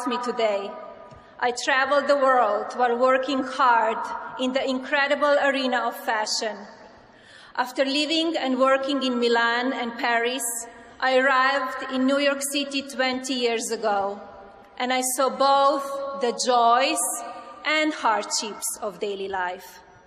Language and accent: English; Slovenia; now in United States; I was born in Slovenia, a small, beautiful, and then communist country in Central Europe.